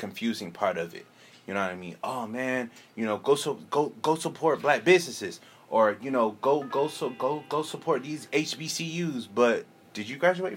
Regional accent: San Bernardino, California, United States; I was born here. You know what I mean? I was born in San Bernardino, California

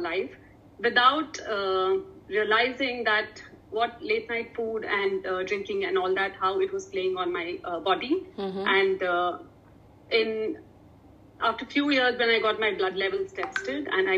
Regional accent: Bangalore, Karnataka, India; I was born in Bangalore, which is, for me, now that I'm into nutrition, I call it city of carbs, you know, with idlis, dosas, and there's so much rice available. Uh-huh. So now I relate it to a city of carbs. That's my hometown

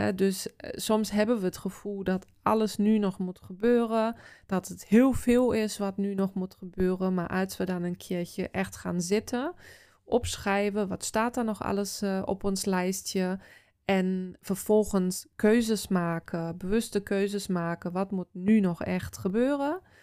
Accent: Osterode am Harz, Lower Saxony, Germany; Dutch is a second language; now in Netherlands; in het dorp of de stad waar ik vandaan kom, Oosterode

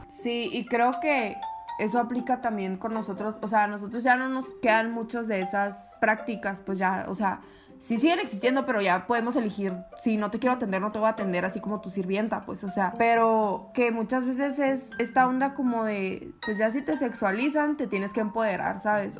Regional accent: Sonora, Mexico; la mayoría de nosotros que somos sonorenses y que somos mexicanos crecimos en ambientes machistas

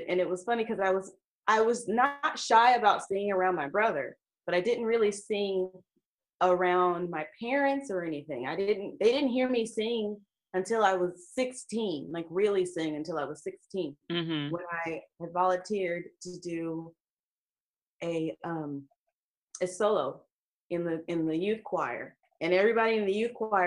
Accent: Southern California, United States; also born or lived in Rialto, California / Los Angeles / Orange County; I am a Southern California native

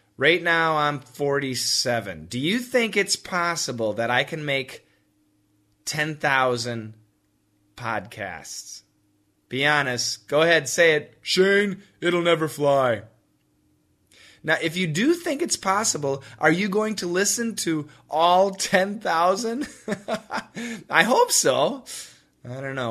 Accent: Wisconsin, United States; I grew up in Wisconsin

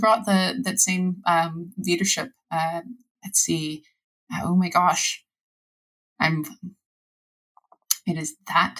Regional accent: United States; I'm an American

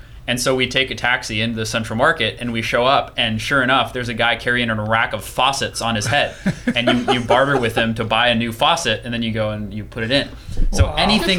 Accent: Las Vegas, Nevada, United States; also born or lived in Africa; So I was born in the Las Vegas, Nevada area.

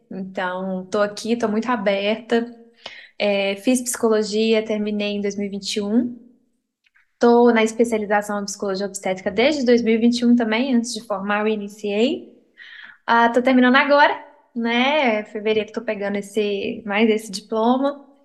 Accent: Teófilo Otoni, Minas Gerais, Brazil; moved away as an adult; now in Belo Horizonte, Brazil; sou de Teoflotone, né? Interior de Minas, lugarzinho quente, não é todo mundo que conhece, mas Lá ah, tem um queijo bom, como todo, como todo bom interior. Uh, mudei para cá para BH é, em 2016, vim para estudar

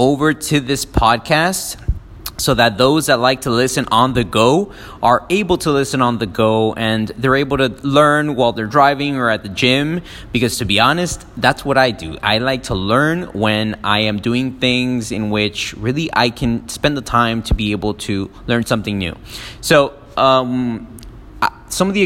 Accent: Miami, Florida, United States; also born or lived in Peru; I didn't really grow up in Peru. I was born in Peru. I grew up in Miami since I was like about 3 and a half

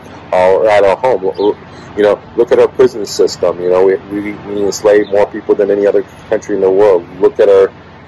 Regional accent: United States

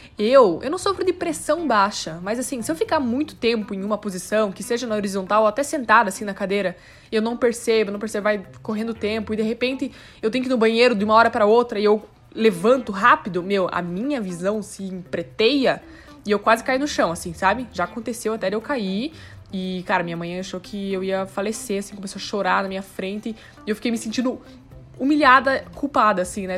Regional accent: South Region, Brazil; now in São Paulo, Brazil; eu volto para casa em dezembro, para casa, no caso, lá no sul

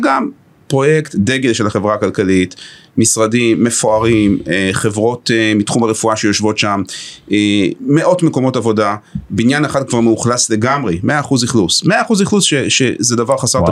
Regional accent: Haifa, Haifa District, Israel; גר בחיפה, יליד חיפה, הכי לוקל פטריוט

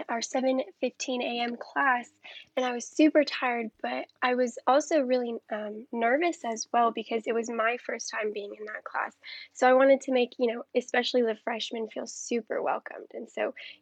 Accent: Huntsville, Alabama, United States; also born or lived in Madison, Alabama; I had initially come from a small private school in Huntsville. It was called the Islamic Academy of Huntsville. And it contained from preschool until eighth grade, only 70 students. And I grew up with the same 10, my entire life

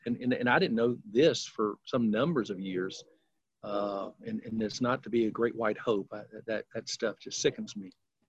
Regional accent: Decatur, Alabama, United States; moved away as an adult; now in Memphis, United States; Alabama or in Decatur is a little 40,000, you know, population size.

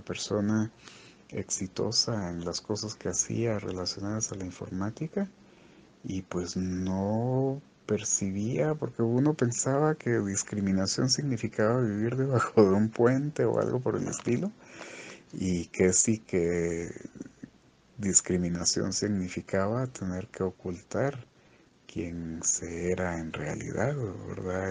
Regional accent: Quetzaltenango, Guatemala; now in Guatemala City, Guatemala; yo también soy de pueblo, soy de Quetzaltenango

